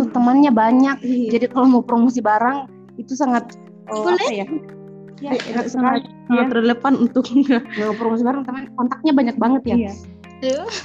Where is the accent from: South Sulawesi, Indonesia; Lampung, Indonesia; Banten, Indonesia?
South Sulawesi, Indonesia; Malino; Tapi fun nya kampung saya itu adalah kampung berkabut so guys.